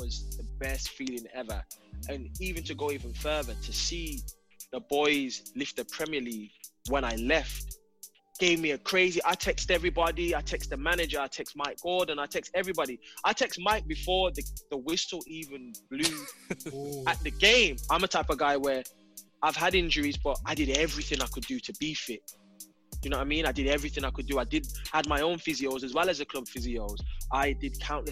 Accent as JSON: {"language": "English", "region": "England", "country": "United Kingdom", "said": "as English players"}